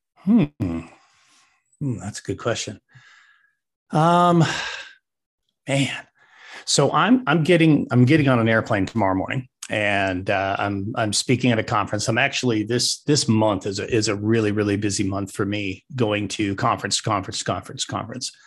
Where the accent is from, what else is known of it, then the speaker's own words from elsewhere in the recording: Wyoming, United States; moved away as an adult; also born or lived in Arizona / Colorado; now in Nebraska, United States; I'm a Wyoming kid through and through. I do live in Nebraska. I'm not from Nebraska.